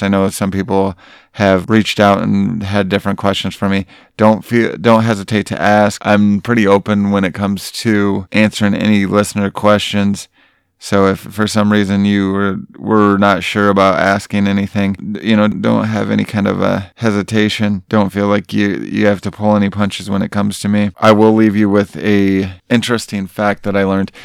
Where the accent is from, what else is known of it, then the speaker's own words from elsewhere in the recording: Grant, Michigan, United States; my hometown of Grant, Michigan